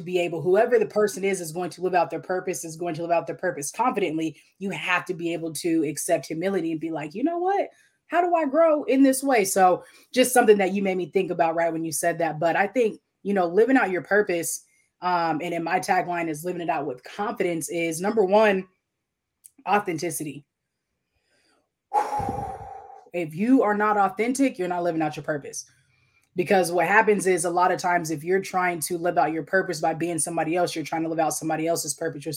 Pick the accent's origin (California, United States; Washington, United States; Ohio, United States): Washington, United States; Tacoma; moved away; I'm from Tacoma, Washington originally